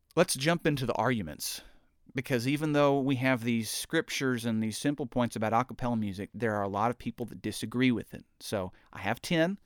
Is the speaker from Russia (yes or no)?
no; United States; I'm an American